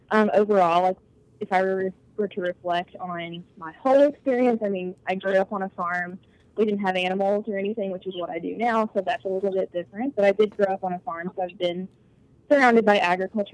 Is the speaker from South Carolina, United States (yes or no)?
no; Kentucky, United States; now in Murfreesboro, United States; I am originally from Kentucky